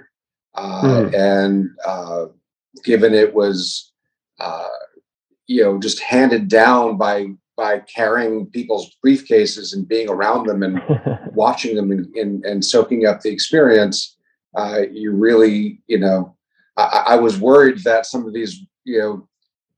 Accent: New York City, New York, United States; moved away as an adult; also born or lived in Baltimore; now in Chicago, United States; I'm actually from New York originally. I grew up in New York City and been here about 30 years

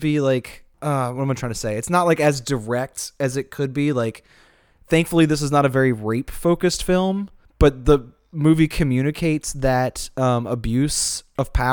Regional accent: United States; as American

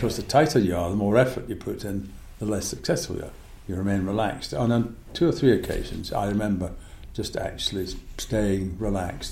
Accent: Scotland, United Kingdom; also born or lived in United States; I came back to wet, dreary autumn Scotland

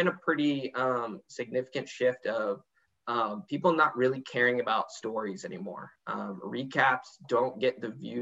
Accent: Orange County, California, United States; also born or lived in Arizona / China; My family moved out here and then was kind of in the Orange County area pretty much my whole life

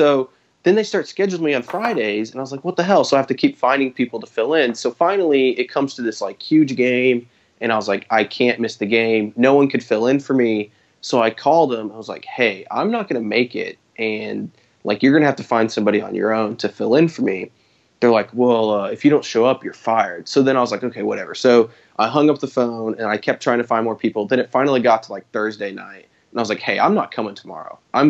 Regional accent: Tulsa, Oklahoma, United States; growing up in Tulsa

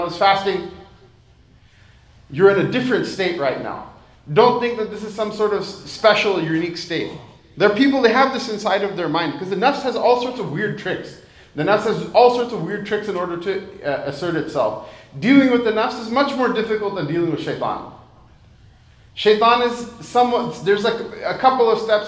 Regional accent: United States; I was born and raised in America

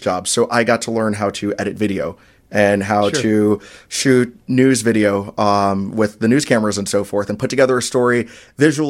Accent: Orlando, Florida, United States; moved away as an adult; also born or lived in South Bend / Charleston; now in Milwaukee, United States; in my hometown in Orlando

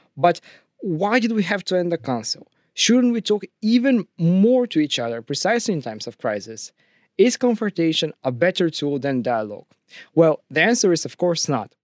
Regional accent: Bulgaria; now in Russia; I'm not from Russia, I'm from Bulgaria

